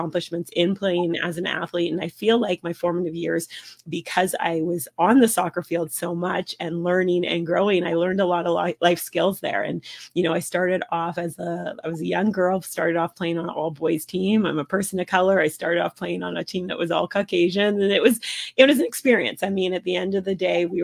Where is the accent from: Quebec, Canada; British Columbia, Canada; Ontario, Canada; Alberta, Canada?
British Columbia, Canada; Vancouver; So I grew up in Vancouver.